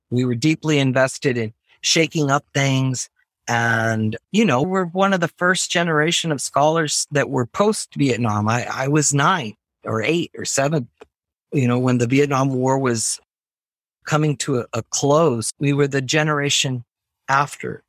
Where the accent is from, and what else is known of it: Laredo, Texas, United States; born or raised there; moved away as an adult; also born or lived in Ithaca, New York